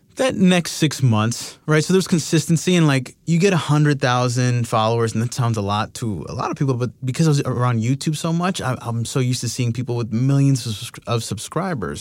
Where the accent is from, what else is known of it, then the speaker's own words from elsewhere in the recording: Miami, Florida, United States; I'm from Miami.